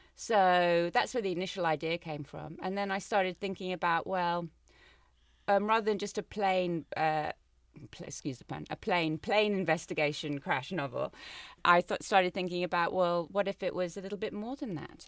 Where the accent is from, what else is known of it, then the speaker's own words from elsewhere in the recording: Cape Town, Western Cape, South Africa; I'm from Cape Town